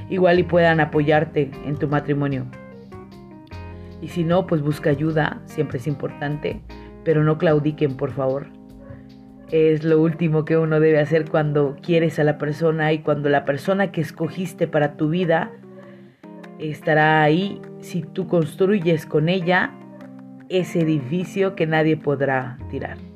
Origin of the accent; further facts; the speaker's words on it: San Cristóbal de las Casas, Chiapas, Mexico; now in -; y en San Cristóbal, de donde soy originaria. Mis papás viven allá.